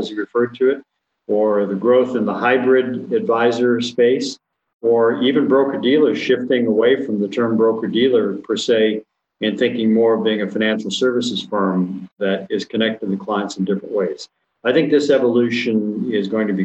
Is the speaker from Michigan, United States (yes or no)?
yes; Gladstone, Michigan, United States; moved away; I grew up in Gladstone, Michigan, which is located in the Upper Peninsula